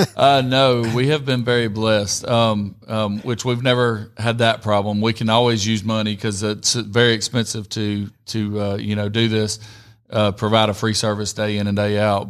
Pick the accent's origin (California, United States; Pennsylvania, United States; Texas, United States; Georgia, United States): Georgia, United States; Rome; also born or lived in Columbus, Georgia; I grew up in Rome